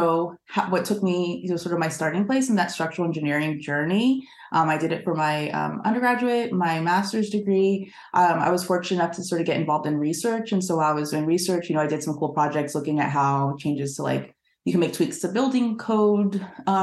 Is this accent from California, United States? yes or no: yes; Southern California, United States; growing up in Southern California